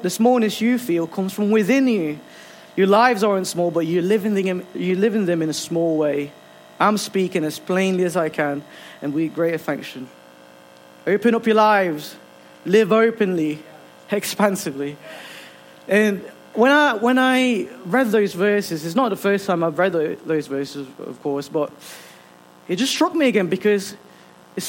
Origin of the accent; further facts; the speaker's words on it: Philippines; now in Ilkeston, United Kingdom; I'm originally from the Philippines. This is my second home